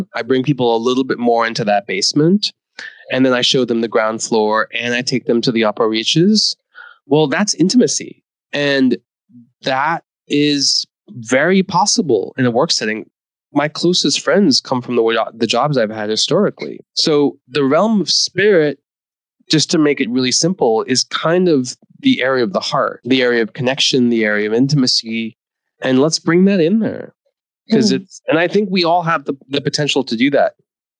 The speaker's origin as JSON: {"language": "English", "country": "India", "tie": "born there", "said": "That I was born in India and I'm a son of an immigrant and I'm an immigrant story"}